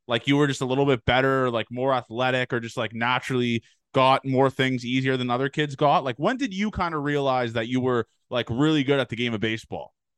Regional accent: Canada; I'm Canadian

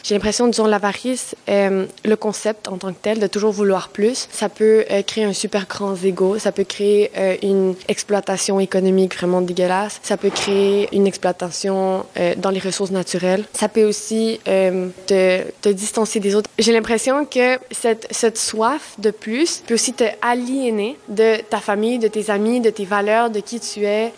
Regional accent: Mexico; French is a second language; now in Quebec, Canada; je viens du Mexique. J'adore mon pays.

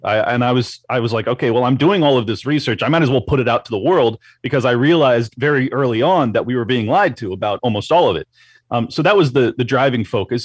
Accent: San Diego, California, United States; moved away as an adult; now in Florida, United States; San Diego, uh, California. So I spent 37 years, give or take, in in California

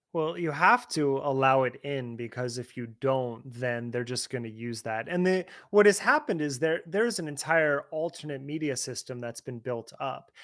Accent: New Jersey, United States; I'm from that area, I'm from Jersey

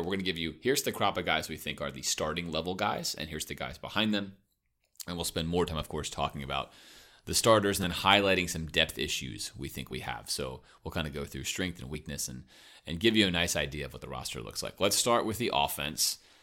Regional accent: Miami, Florida, United States; I grew up in Miami

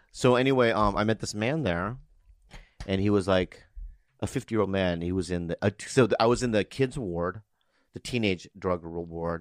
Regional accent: United States; I'm an American

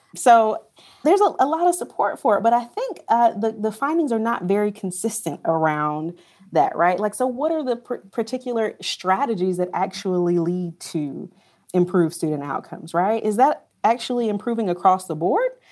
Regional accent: Pinehurst, North Carolina, United States; I'm from a small town called Pinehurst, North Carolina

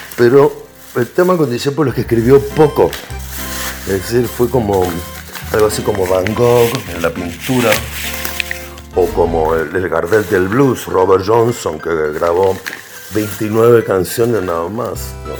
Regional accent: Buenos Aires, Argentina; como porteño de Buenos Aires

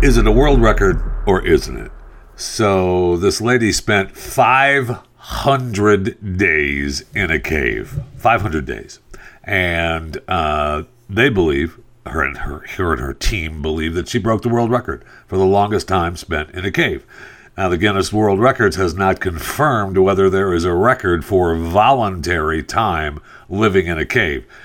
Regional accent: Michigan, United States; when I grew up in Michigan and, uh, when I was a little kid, we lived on a farm

